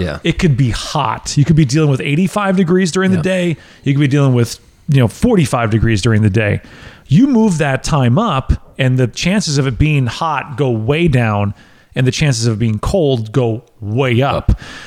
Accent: United States; the American in me

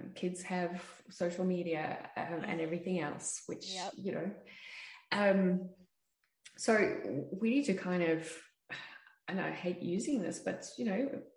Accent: South Africa; I grew up in South Africa

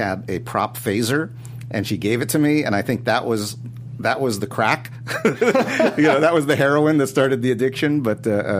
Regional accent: Los Angeles, California, United States; also born or lived in New York; growing up in Los Angeles

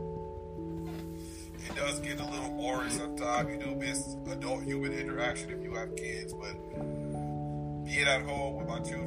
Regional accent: Pomona, California, United States; also born or lived in Los Angeles / Inland Empire; I was born in LA, of course, where most of us was born, but I was raised in Pomona

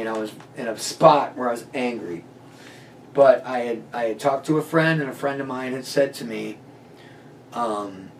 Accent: Chesterton, Indiana, United States; also born or lived in Valparaiso, Indiana; I'm from Chesterton, Valpo area

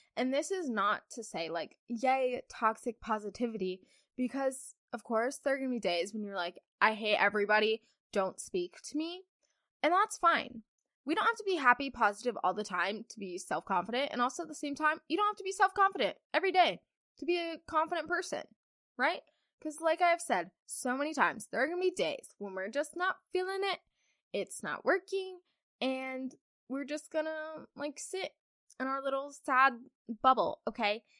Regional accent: Kentucky, United States; I'm from Kentucky, guys. I'm a farm girl.

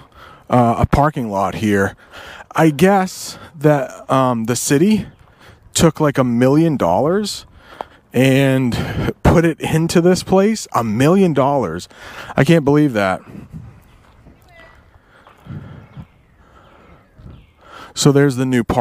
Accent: Vermont, United States; moved away; I was born in Vermont

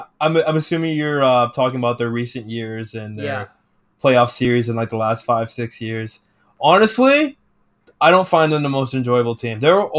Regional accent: West Coast, United States; well, we're both from the West Coast

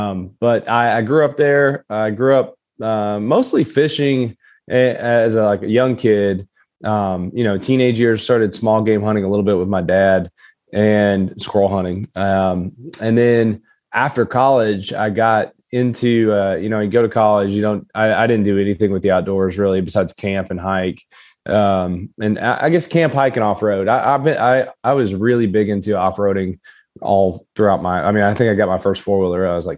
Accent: Kentucky, United States; accent: Appalachian; So I grew up southeastern Kentucky. It's Appalachia. A lot of people are probably wondering where my accent is. Unfortunately, I lost it in college, most of it.

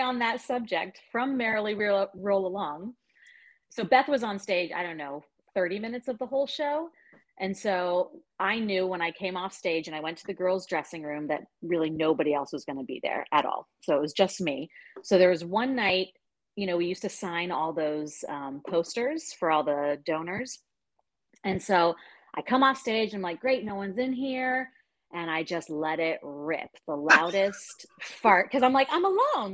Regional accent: Alexandria, Virginia, United States; also born or lived in United Kingdom; Right here in Alexandria, born and born and bred

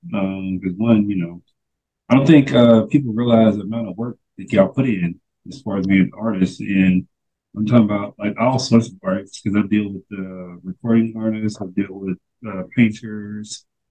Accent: Tennessee, United States; moved away; because I'm originally from Tennessee

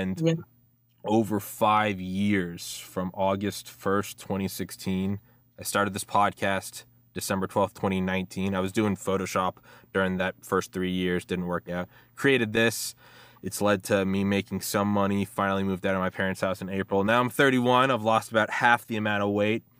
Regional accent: Maryland, United States; also born or lived in Georgia, United States; I moved from Georgia to Maryland, back home to my parents' place

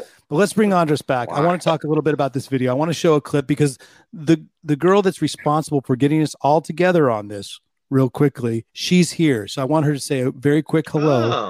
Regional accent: United States; moved away as an adult; now in Sweden; I'm an American Swede.

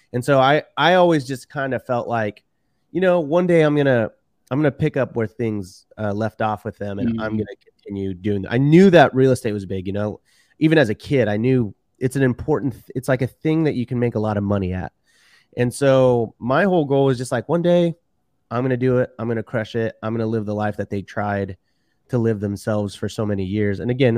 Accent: Houston, Texas, United States; born and raised in Houston, Texas. And, my parents were actually Mexican immigrants and my dad was a doctor in Mexico.

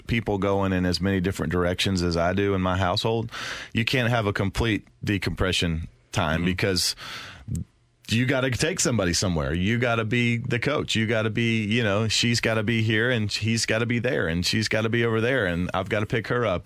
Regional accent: the South, United States; I'm from the South

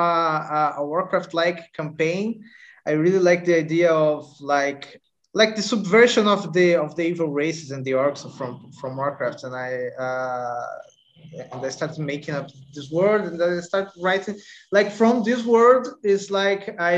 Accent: Niterói, Rio de Janeiro, Brazil; I come from Niterói, Rio de Janeiro, and it's like this beach town, not so big, not so small

